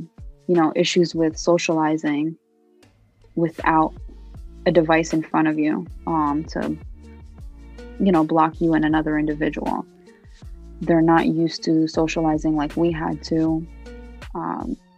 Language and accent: English; United States; first language Arabic; English is a second language; also born or lived in Palestine; Although I was born in America